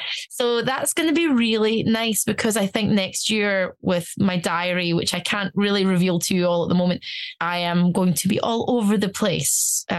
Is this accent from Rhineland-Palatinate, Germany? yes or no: no; Stuttgart, Baden-Württemberg, Germany; born there; I speak German. I studied German in university. I was born in Stuttgart.